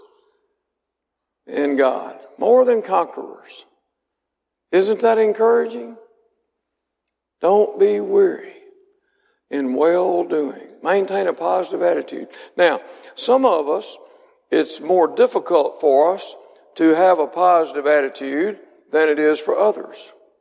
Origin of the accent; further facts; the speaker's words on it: Mississippi, United States; I was born and raised in Mississippi